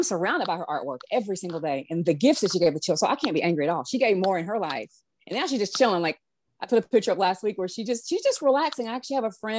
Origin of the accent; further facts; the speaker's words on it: the South, United States; I'm a Southerner